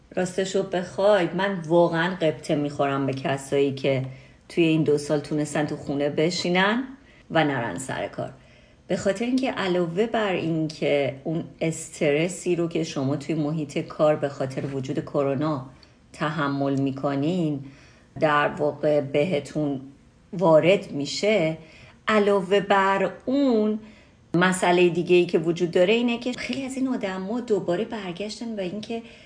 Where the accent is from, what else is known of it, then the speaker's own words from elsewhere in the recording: Iran; به عنوان یه ایرانی